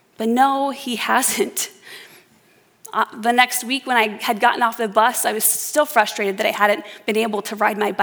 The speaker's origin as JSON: {"language": "English", "town": "Adel", "region": "Iowa", "country": "United States", "tie": "born or raised there", "said": "I grew up in Adel, Iowa"}